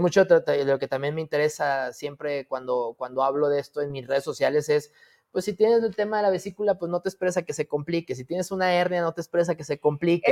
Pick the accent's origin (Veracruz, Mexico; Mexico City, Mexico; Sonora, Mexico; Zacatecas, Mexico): Zacatecas, Mexico; moved away as an adult; Porque soy zacatecano de Hueso Colorado, porque aquí nací, aquí este, crecí eh, una parte de mi, de mi vida